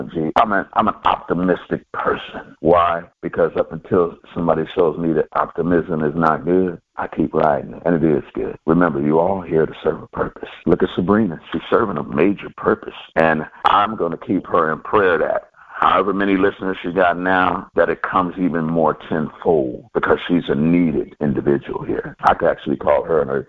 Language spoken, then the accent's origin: English; California, United States; I'm from Cali